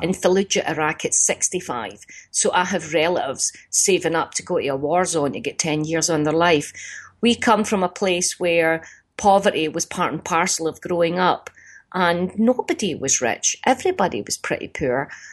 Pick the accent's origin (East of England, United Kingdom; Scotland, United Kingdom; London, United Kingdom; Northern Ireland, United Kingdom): Scotland, United Kingdom; Glasgow; my fellow Glaswegians